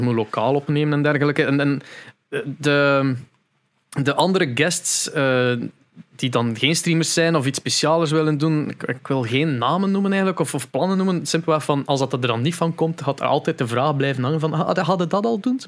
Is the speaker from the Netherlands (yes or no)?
no; Veurne, Flanders, Belgium; bij ons in Veurne